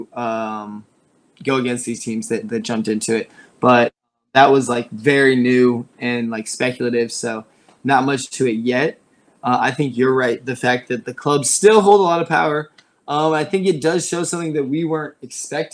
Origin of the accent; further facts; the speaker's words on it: United States; as an American, we're not used to instant protests when a government does something wrong